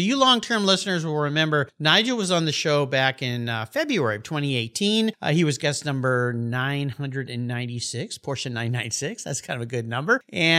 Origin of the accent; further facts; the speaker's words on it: La Jolla, California, United States; It's my hometown, beautiful La Jolla, California, overlooking the Pacific Ocean.